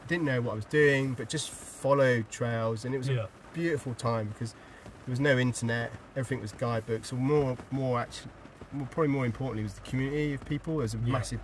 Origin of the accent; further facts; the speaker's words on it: Hampshire, South East England, United Kingdom; now in North Wales, United Kingdom; I'm from Hampshire, so there's no rivers really in Hampshire.